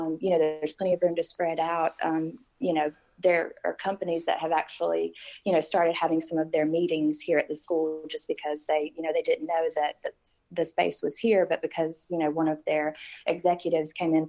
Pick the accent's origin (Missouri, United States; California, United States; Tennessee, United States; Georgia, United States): Georgia, United States; Sandersville; I grew up in Sandersville my whole life